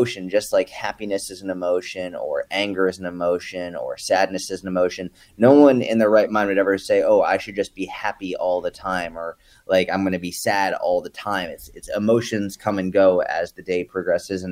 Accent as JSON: {"language": "English", "region": "New England", "country": "United States", "tie": "born or raised there", "moved": "yes", "lives_now": "Dallas, United States", "said": "I was born and raised in New England"}